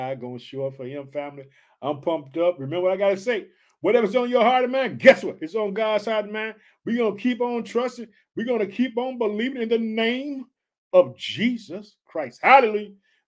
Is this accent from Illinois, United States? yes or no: yes; Chicago, Illinois, United States